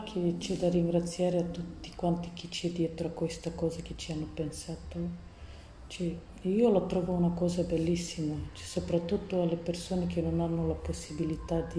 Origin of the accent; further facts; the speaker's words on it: Romania; Italian is a second language; now in Italy; ho tre figli, una di 15 anni, l'altra di 10 e una di 6 anni deve compiere a luglio. Sono da Romania e mi trovo qui.